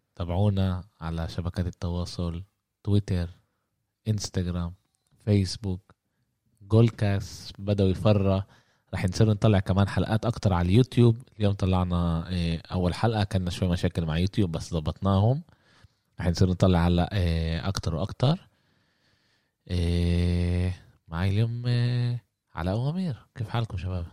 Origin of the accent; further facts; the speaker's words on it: Jaffa, Palestine; احنا من يافا فلسطين احنا بنقول عماله يسبح لحاله